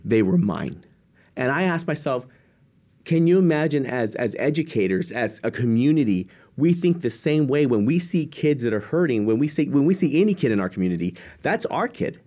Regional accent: San Antonio, Texas, United States; I'm originally from San Antonio, Texas

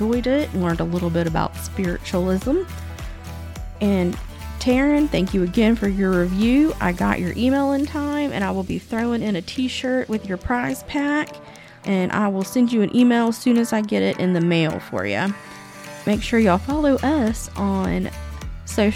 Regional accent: Texas, United States; My home state of Texas

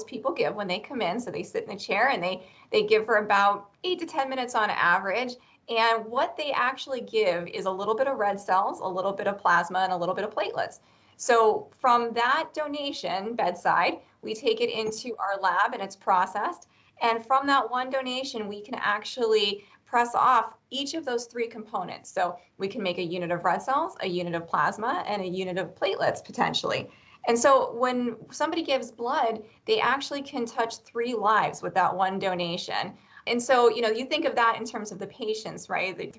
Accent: Erie, Pennsylvania, United States; I'm from Erie, so I know the community well. I grew up here

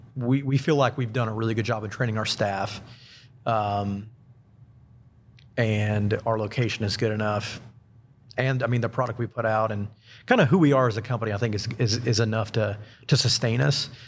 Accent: Huntsville, Alabama, United States; also born or lived in Central Florida; I was born and raised here in Huntsville

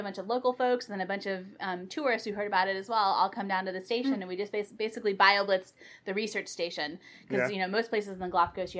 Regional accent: East Bay, Bay Area, California, United States; also born or lived in Pennsylvania; I grew up here in the Bay Area, over in the East Bay, and have, you know, basically lived in California almost all my life, except when I went to college over in Pennsylvania, but then came back and did grad school in Humboldt

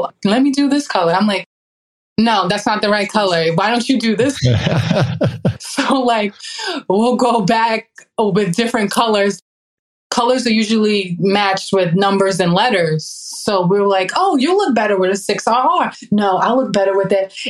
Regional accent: Baldwin, New York, United States; I grew up in Baldwin, New York

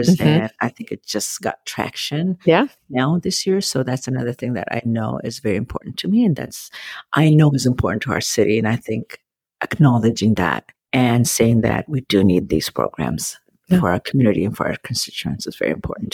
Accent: Ethiopia; now in Federal Way, United States; I'm from Ethiopia originally

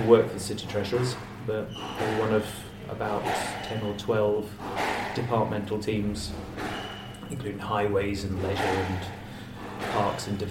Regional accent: Bedfordshire, East of England, United Kingdom; also born or lived in Essex; now in Swansea, United Kingdom; growing up in Bedfordshire and then Essex

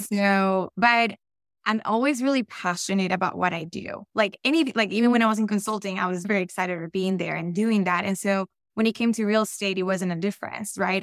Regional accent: Colombia; accent: Colombian; English is a second language; moved away; also born or lived in Florida / Texas; I, I am very much Colombian, and you'll hear it in my accent

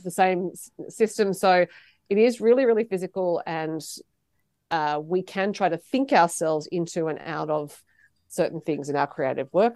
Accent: Sydney, New South Wales, Australia; I grew up near Manly

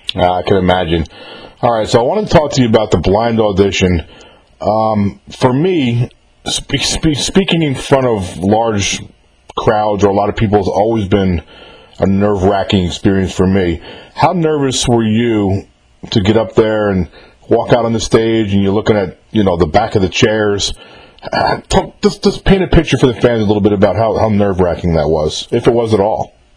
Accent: New York, United States; I'm from New York myself

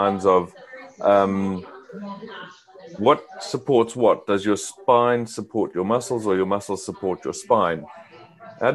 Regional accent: Zimbabwe; Growing up in Zimbabwe in Africa, I did a lot of sport

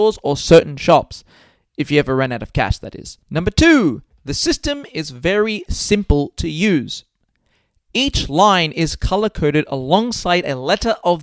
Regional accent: Melbourne, Victoria, Australia; moved away as an adult; now in Japan; I'm from Melbourne, Australia, and I've been in Japan for just over 3 years now

